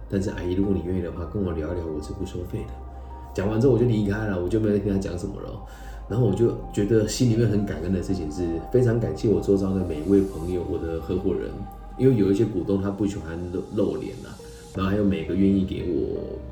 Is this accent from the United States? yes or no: no; Taiwan; also born or lived in Mainland China; 我是，呃，在台湾土生土长的年轻人，但是从这个大陆搬过来，所以我从小到大都是炎黄子孙